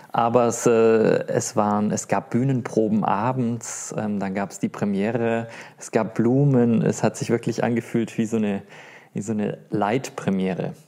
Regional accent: Stuttgart, Baden-Württemberg, Germany; in Stuttgart, meine Heimat

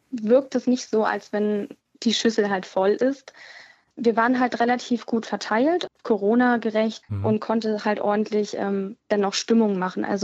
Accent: Belgium; Also ich komme aus Belgien, deswegen, wenn Belgien spielt, schon fieber ich ein bisschen

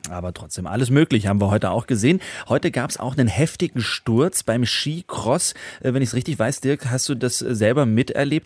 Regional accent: Pforzheim, Baden-Württemberg, Germany; accent: Baden dialect with Swabian influence; moved away; So spricht man da, wo ich herkomme, ne? Äh, aus dem Badener Land. Manchmal ist da auch ein schwäbischer Einfluss, weil ich komme aus Pforzheim

